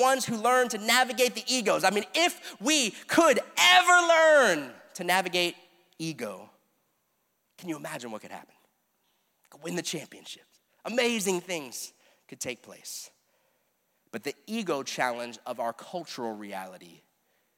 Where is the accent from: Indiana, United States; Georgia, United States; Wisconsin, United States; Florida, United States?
Florida, United States; South; I grew up here in South Florida